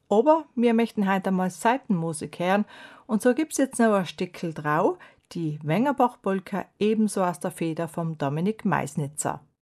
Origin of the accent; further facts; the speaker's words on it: South Tyrol, Trentino-Alto Adige, Italy; bei uns in Südtirol